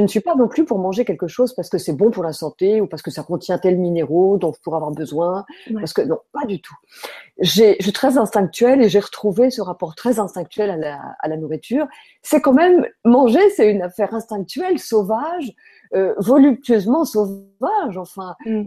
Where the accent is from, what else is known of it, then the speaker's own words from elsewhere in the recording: France; quand on est français